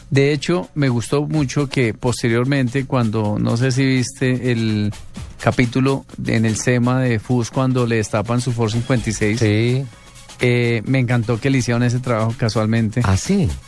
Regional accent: Bogotá, Colombia; Bogotano, familia boyacense. Bogotano. Sí, señor. Sí.

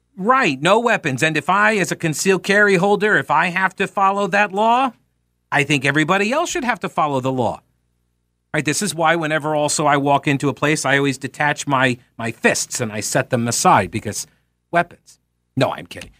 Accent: United States; as an American

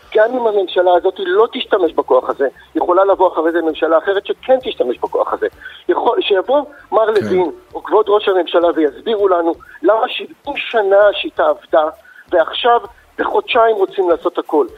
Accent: Israel; אנחנו נולדנו פה

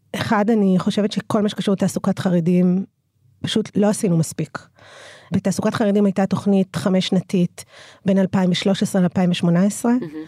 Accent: Ramla, Central District, Israel; אני נולדתי וגדלתי ברמלה

